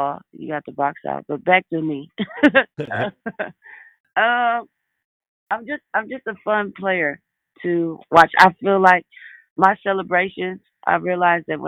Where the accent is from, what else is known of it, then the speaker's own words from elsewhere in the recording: Detroit, Michigan, United States; moved away as an adult; my hometown, which is Detroit. I spent my whole life in Detroit, big city, but still Midwest